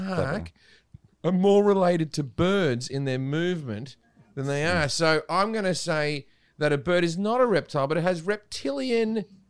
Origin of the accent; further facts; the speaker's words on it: Australia; now in United States; I used to have a lot of geckos come into my house as a kid.